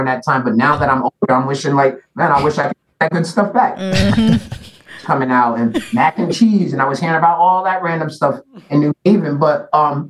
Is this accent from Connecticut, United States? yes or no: yes; New Haven, Connecticut, United States; also born or lived in Washington, D.C.; I grew up in the Ville